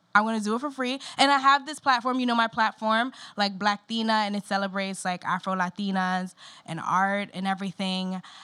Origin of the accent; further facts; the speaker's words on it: New York City, New York, United States; being a New Yorker